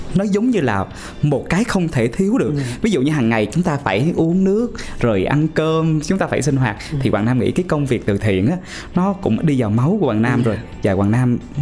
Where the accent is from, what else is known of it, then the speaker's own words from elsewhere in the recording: Pleiku, Gia Lai, Vietnam; tại thành phố Pleiku